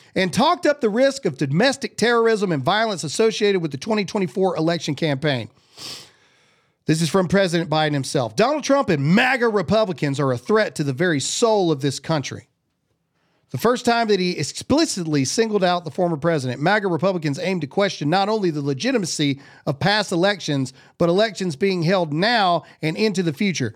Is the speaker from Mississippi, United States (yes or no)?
yes; Mississippi, United States; I'm from Mississippi